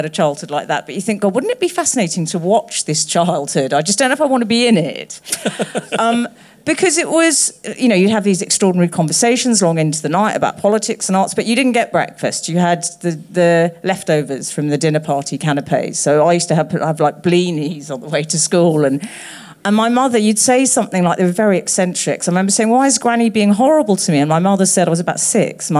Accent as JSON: {"language": "English", "region": "London", "country": "United Kingdom", "tie": "born or raised there", "said": "we both grew up in North London"}